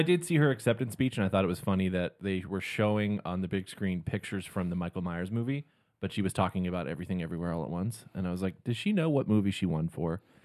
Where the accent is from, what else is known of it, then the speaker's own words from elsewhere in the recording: Canada; I'm Canadian